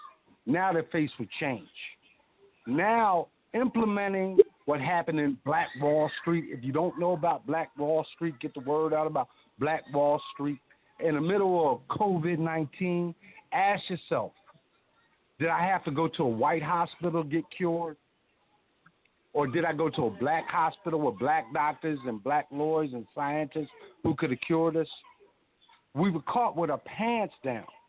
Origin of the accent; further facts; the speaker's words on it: Philadelphia, Pennsylvania, United States; I was raised in West Philadelphia